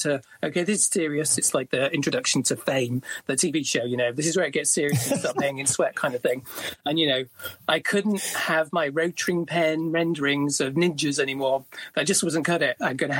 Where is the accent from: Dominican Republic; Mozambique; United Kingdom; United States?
United Kingdom; small town near Leeds, north of England, Yorkshire and the Humber; I grew up in the north of England in a small town near a city called Leeds. It used to be a mining town.